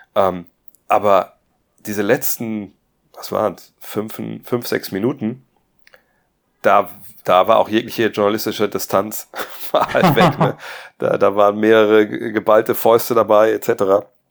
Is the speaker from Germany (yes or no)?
yes; Wolfsburg, Lower Saxony, Germany; in so einem Plattenbau da bei uns in Wolfsburg, Detmarode